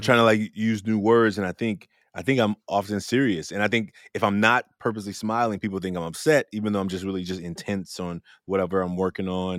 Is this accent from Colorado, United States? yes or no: no; Oakland, California, United States; I grew up in Oakland, California